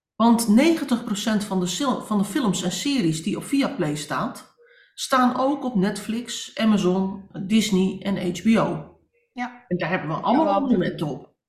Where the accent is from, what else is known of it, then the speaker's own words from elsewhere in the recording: Netherlands; wij als Nederlanders